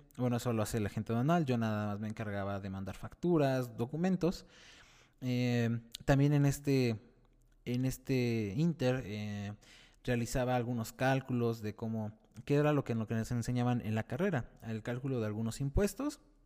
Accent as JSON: {"language": "Spanish", "region": "Mexico City", "country": "Mexico", "said": "soy de la Ciudad de México"}